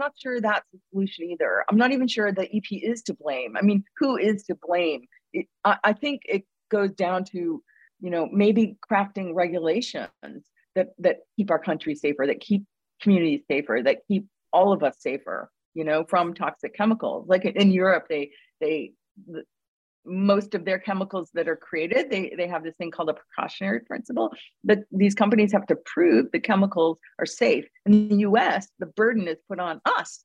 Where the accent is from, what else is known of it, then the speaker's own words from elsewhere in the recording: Mexico, Maine, United States; places in my hometown that are a lot more unspecial and unspectacled